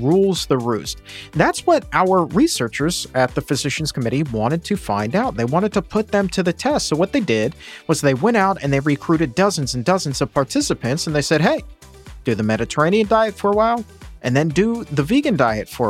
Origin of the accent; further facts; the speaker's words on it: Norfolk, Virginia, United States; moved away; growing up in Norfolk